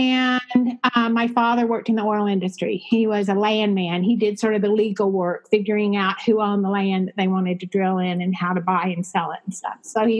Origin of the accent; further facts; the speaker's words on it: Midland, Texas, United States; moved away as an adult; also born or lived in Rochester / Lubbock, Texas; I grew up in West Texas in a town called Midland, Texas, which was a one industry town, oil and gas. It was relatively small during my childhood, maybe 40,000